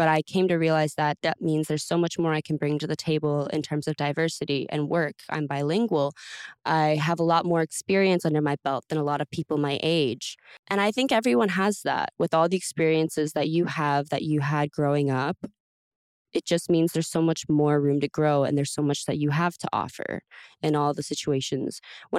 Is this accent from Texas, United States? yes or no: yes; Texas, United States; I'm from Texas, when you drive anywhere, there's cows.